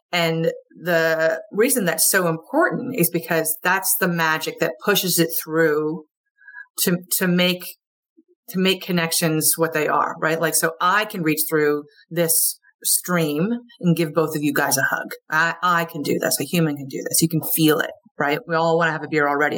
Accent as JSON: {"language": "English", "region": "Vermont", "country": "United States", "also_born_or_lived": "Wilmington / Georgia", "moved": "yes", "said": "I'm from Vermont originally. I'm a you know more or less a Yankee up here"}